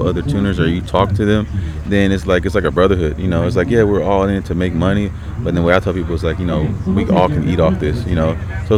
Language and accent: English; Long Beach, California, United States; also born or lived in Harbor City / Hollywood / Los Angeles / Paramount; I'm originally from the Long Beach area